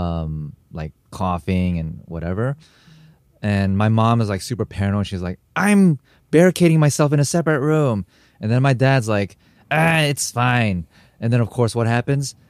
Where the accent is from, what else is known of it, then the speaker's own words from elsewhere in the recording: United States; also born or lived in Korea / Japan; as a Korean American, I, I grew up mainly in America